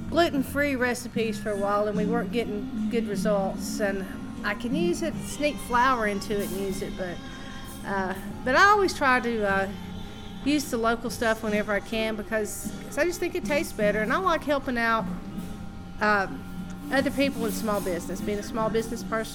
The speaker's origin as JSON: {"language": "English", "town": "Ducktown", "region": "Tennessee", "country": "United States", "tie": "born or raised there", "moved": "yes", "lives_now": "Knoxville, United States", "said": "I grew up in Ducktown, and you know, you had to cook in the country because there were no restaurants"}